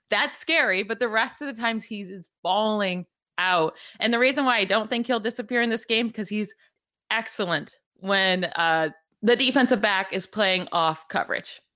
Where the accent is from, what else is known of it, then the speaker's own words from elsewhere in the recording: central New York, United States; moved away; also born or lived in Pittsburgh; I'm from central New York